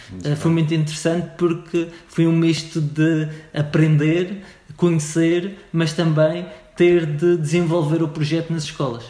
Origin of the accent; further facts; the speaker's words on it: Funchal, Madeira, Portugal; eu sou madeirense, nasci no Funchal